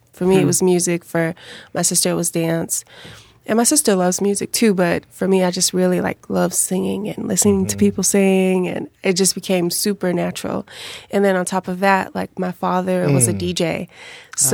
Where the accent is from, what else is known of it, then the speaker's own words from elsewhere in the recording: Chicago, Illinois, United States; we grew up on the South Side.